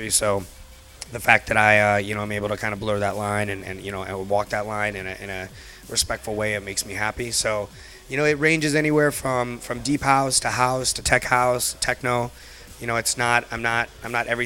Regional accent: Cleveland, Ohio, United States; moved away as an adult; also born or lived in Detroit, Michigan; now in Chicago, United States; I was born in Cleveland.

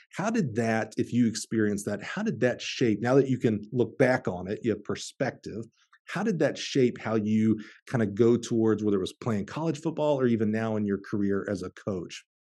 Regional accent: Alabama, United States; now in Champaign, Illinois, United States; I'm from Alabama. That's where I played high school ball

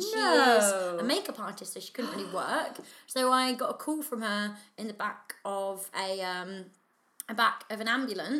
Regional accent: United Kingdom; And us both being British

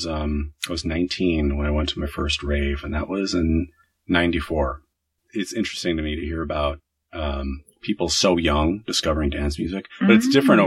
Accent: United States; I am American

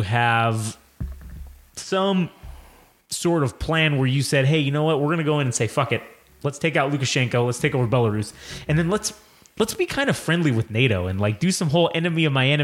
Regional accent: United States; I'm an American, and I speak English

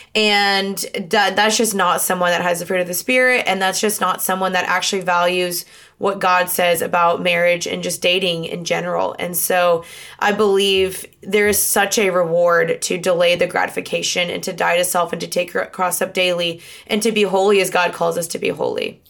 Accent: Dallas, Texas, United States; also born or lived in Los Angeles, United States; I'm from Dallas

